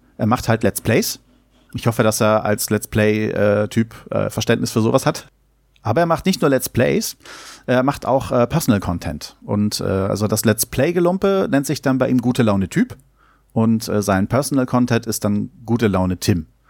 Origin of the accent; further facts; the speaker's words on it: Germany; Ecken, die ich natürlich alle kenne, die meine Heimat sind